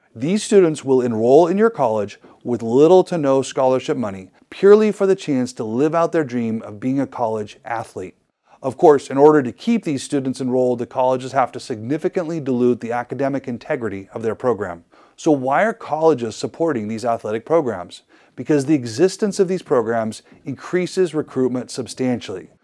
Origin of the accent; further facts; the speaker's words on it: Idaho, United States; my home state of Idaho